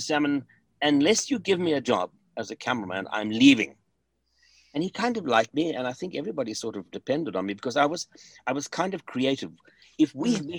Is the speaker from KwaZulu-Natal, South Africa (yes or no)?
no; Germiston, Gauteng, South Africa; moved away; also born or lived in Johannesburg / Kempton Park; I actually grew up in a town called Germiston, just to the south of Johannesburg.